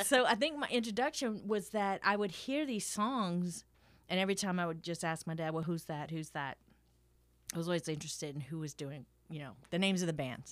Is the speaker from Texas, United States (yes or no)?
no; Thibodaux, Louisiana, United States; I grew up in Thibodeau, not exactly a musical metropolis